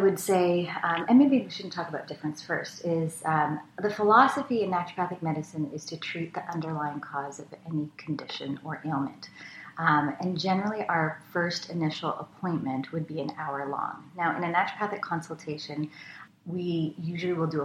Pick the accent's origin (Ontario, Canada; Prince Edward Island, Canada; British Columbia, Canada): British Columbia, Canada; Richmond; I grew up out west in Richmond, BC